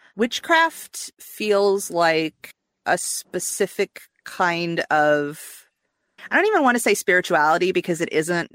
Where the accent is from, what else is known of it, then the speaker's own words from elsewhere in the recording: Midwest, United States; now in Atlanta, United States; I grew up in the Midwest